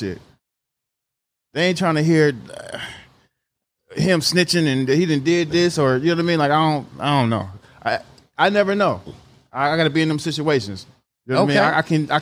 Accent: Bay Area, California, United States; also born or lived in Richmond, California / Oakland, California / Vallejo, California / Livermore, California; Before I graduated out of high school, I went to 18 different schools. From Richmond to Oakland, I mean Vallejo, back and forth from Richmond to Oakland all my life, back and forth.

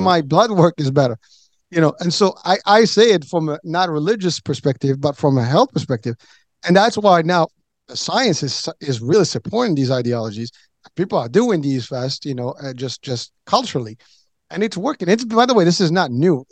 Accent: Morocco; moved away; I come from Morocco, so we have a lot of desert

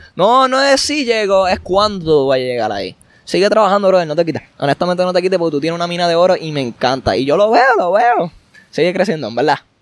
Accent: Puerto Rico; los boricuas, nosotros

